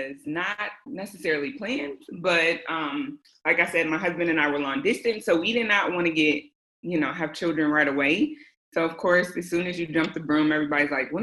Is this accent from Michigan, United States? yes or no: yes; Michigan, United States; also born or lived in Southern California / Florida; now in California, United States; I am originally from Michigan